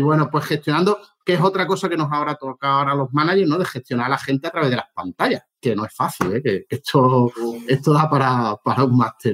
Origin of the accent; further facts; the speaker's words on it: Málaga, Andalusia, Spain; also born or lived in Madrid; yo soy de Málaga